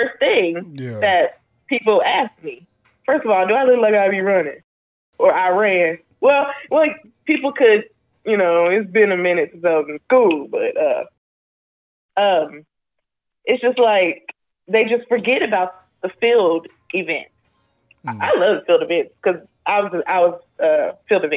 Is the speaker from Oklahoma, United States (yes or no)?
yes; Oklahoma, United States; I'm from Oklahoma, a very small town in Oklahoma